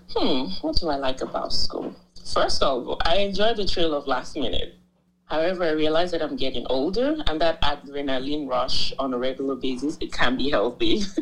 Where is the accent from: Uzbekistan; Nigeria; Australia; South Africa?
Nigeria; moved away as an adult; now in United States; I'm Nigerian. I'm from the Pride of Africa. I moved to the US in 2018 for my master's in law